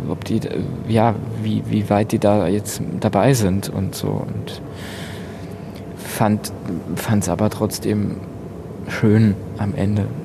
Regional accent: Lower Austria, Austria; Ich komme, äh, ich bin südlich von Wien auf dem Land aufgewachsen in einem kleinen Dorf in Niederösterreich. Das, das ist das Bundesland um Wien herum.

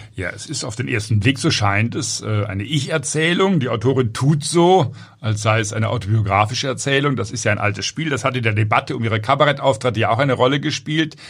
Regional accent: Southern Germany, Germany; Selbst ich als Süddeutscher

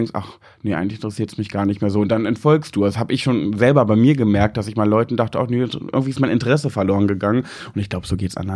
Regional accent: Braunschweig, Lower Saxony, Germany; Ich bin {S0} in Mascherode geboren. Nee, geboren, nicht in Wolfenbüttel, aber meine Eltern haben da schon gelebt und ich bin da quasi aufgewachsen.

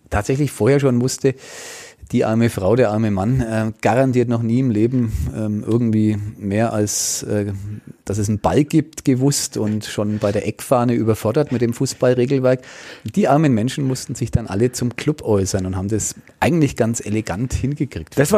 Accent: Franconia, Bavaria, Germany; accent: Franconian; meinen fränkischen Dialekt

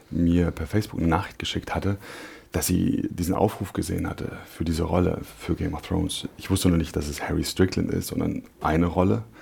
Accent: Berlin, Germany; born or raised there

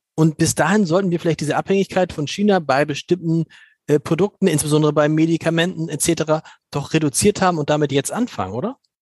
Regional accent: Germany; als Deutsche

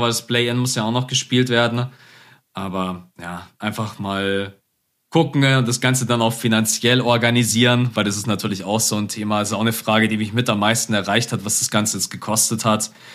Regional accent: Germany; als Deutscher

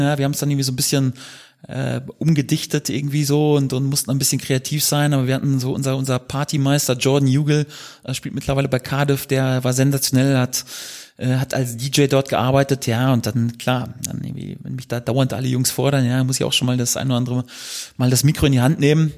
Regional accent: Germany

